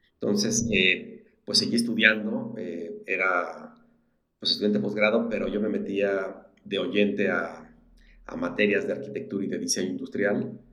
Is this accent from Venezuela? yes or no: no; Querétaro, Mexico; also born or lived in Mexico City; Soy prácticamente queretano, nací en la Ciudad de México.